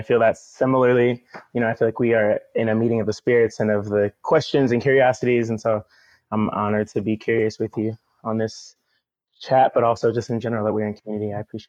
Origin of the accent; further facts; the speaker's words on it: Oakland, California, United States; moved away as an adult; now in St. Louis, United States; more and more at home in this Midwest city that I feel like I kind of reverse migrated to from Oakland. I'm from Oakland, from the Bay Area broadly, moved here directly from Oakland in 2017.